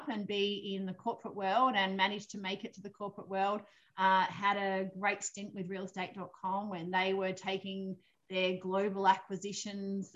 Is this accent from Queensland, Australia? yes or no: no; Victoria, Australia; moved away as an adult; now in Eden, Australia; I was brought up in Victoria, raised in Victoria obviously from a little girl